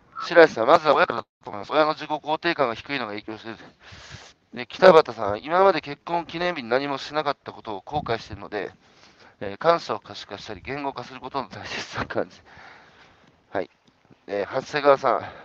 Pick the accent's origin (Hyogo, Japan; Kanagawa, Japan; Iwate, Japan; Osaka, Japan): Iwate, Japan; 僕、岩手ですけど、あの岩手のど田舎